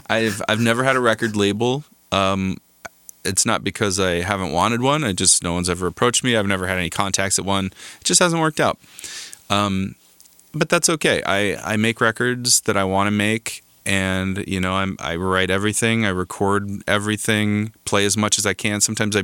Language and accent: English; Southwest, United States; I just kind of wanted to represent sort of my influences of growing up in the Southwest, you know.